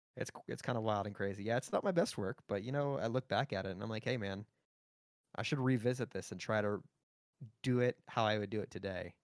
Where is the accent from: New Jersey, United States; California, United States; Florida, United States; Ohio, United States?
Florida, United States; Pembroke Pines; moved away; I grew up in F, in Pembroke Pines, Florida. It's just north of Miami